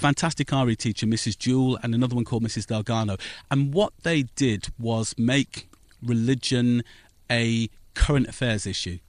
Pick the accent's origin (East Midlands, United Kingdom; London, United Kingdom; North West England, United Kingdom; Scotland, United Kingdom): East Midlands, United Kingdom; Northampton; also born or lived in Wellingborough; I was born in Northampton